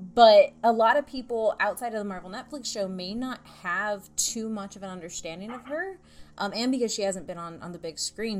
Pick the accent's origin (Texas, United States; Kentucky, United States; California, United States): Texas, United States; Central; I'm from Texas and, and from Central Texas.